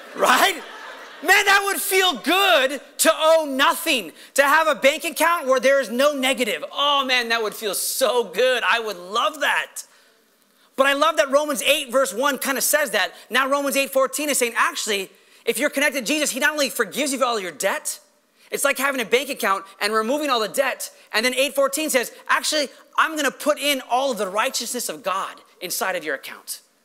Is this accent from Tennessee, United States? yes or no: no; Los Angeles, California, United States; I'm a Los Angeles